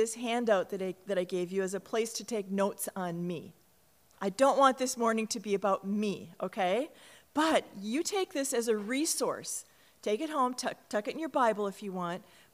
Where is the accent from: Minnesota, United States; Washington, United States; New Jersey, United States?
Minnesota, United States; Cottage Grove; I was born in Minneapolis, just a block from the downtown campus, and I was raised in Cottage Grove